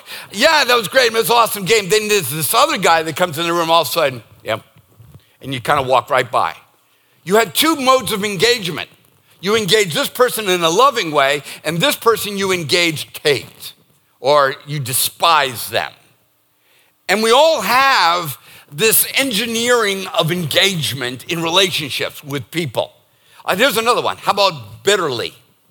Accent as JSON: {"language": "English", "region": "Northeast", "country": "United States", "tie": "born or raised there", "said": "And it's not because we're born and raised in the Northeast"}